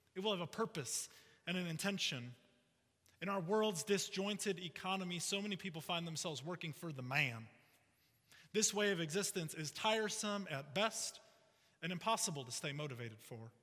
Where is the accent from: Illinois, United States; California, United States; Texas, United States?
Illinois, United States; Chicago; I grew up in the Chicago area